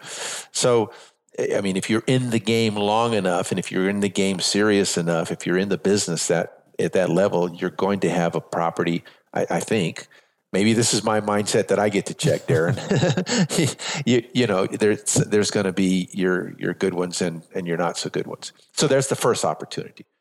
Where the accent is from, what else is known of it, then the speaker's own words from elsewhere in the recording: San Antonio, Texas, United States; moved away as an adult; also born or lived in Las Vegas / North Carolina; I'm from San Antonio, Texas, born and raised here.